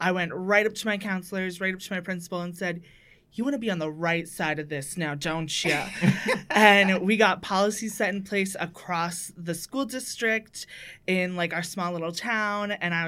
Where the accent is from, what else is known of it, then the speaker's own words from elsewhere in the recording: New Hampshire, United States; now in New York, United States; I moved to New York from New Hampshire, from like a real small little tiny town in the backwoods. Uh-huh. Like population of like 3,000.